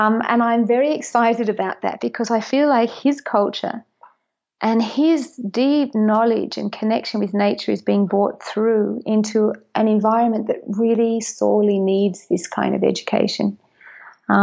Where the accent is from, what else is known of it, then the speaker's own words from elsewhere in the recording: Australia; also born or lived in Sunshine Coast hinterland, Queensland; I'm Australian, Irish, Catholic, English speaker.